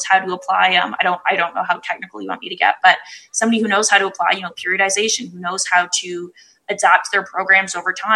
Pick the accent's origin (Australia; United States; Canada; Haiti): Canada; I'm from Canada